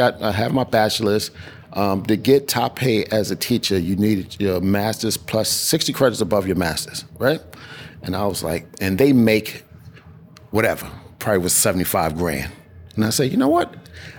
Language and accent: English; New York City, New York, United States; I was born and raised in East New York.